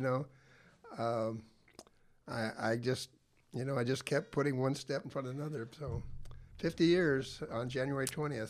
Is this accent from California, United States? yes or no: no; Tillamook, Oregon, United States; I grew up in Taylor, Oregon.